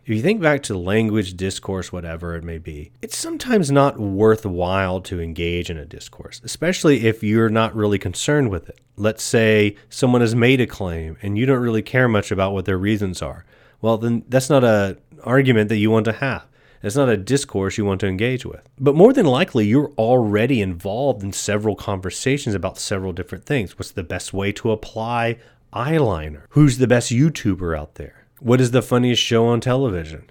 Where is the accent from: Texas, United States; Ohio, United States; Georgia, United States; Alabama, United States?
Texas, United States; East; I was born and raised in East Texas